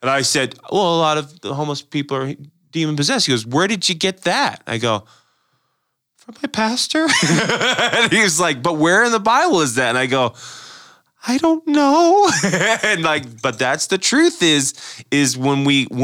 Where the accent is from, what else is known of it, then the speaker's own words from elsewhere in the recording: United States; I love being an American